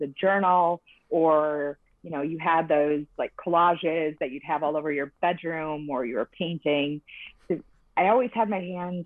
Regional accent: Michigan, United States; now in Huntington Beach, United States; I am originally from Michigan, just like Kristen, and I now live in Huntington Beach, California

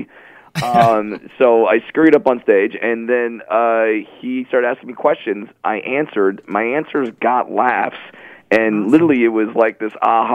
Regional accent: Orange County, California, United States; I'm from Orange County, California, which is a Disney country

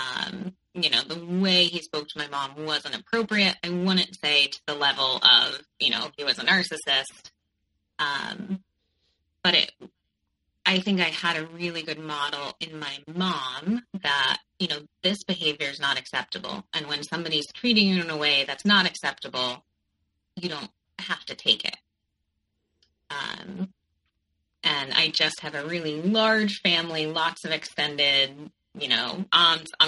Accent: Connecticut, United States; moved away as an adult; also born or lived in New York; I grew up in Connecticut, and I went to New York for college

